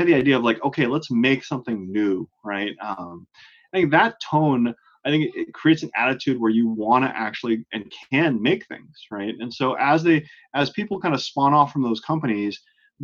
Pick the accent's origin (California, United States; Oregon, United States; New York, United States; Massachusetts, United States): California, United States; Oakland; moved away as an adult; now in Boston, United States; I'm a Bay Area native in Northern California. I grew up in Oakland, right across the bay from San Francisco